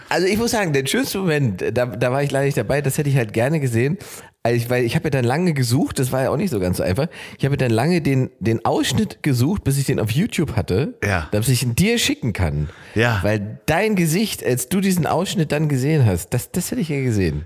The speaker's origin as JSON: {"language": "German", "region": "East Germany", "country": "Germany", "said": "bei uns im Osten hatten Omis immer riesige Gärten"}